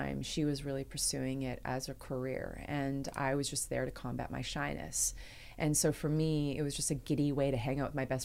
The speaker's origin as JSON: {"language": "English", "town": "Nanaimo", "region": "British Columbia", "country": "Canada", "tie": "born or raised there", "said": "I grew up on the island and I grew up in a city called Nanaimo"}